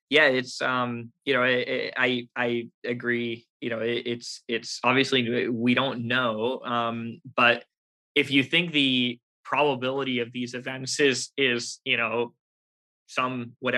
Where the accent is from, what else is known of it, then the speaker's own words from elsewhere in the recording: United States; I'm an American. I was born here. I grew up here.